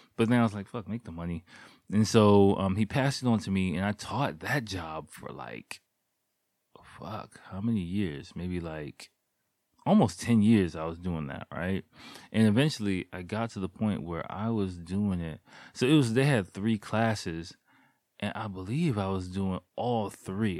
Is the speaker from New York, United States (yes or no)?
no; Washington, District of Columbia, United States; moved away as an adult; now in Japan; my days as a public school kid in America, in Washington, D C, in the, like, eighties and nineties